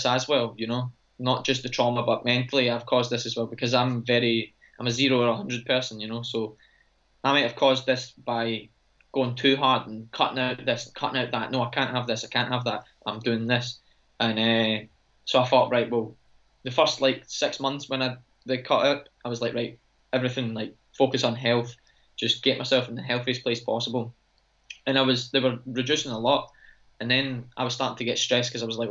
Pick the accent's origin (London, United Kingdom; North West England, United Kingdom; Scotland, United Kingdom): Scotland, United Kingdom; I'm Scottish